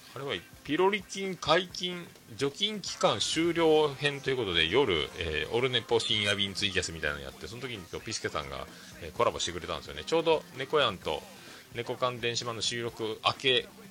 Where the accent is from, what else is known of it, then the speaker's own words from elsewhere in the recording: Fukuoka, Japan; 僕らの中学校は、まあ、福岡が、あの福岡では僕らの世代で言うと、もう、まあ、福岡ってどこ中って聞く文化なんですよね